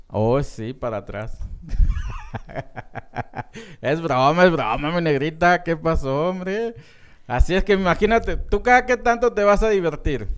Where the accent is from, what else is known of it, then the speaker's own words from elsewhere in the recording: Francisco Sarabia, Estación Don, Sonora, Mexico; now in Phoenix, United States; Francisco Sarabia, Estación Don. Y pues sobre todo mi pueblo natal